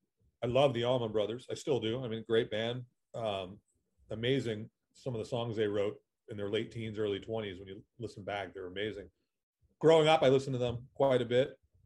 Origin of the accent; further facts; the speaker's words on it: Massachusetts, United States; moved away as an adult; also born or lived in Berkeley / Los Angeles; Well, I grew up just north of Boston. So I'm from New England, but I've moved around a lot.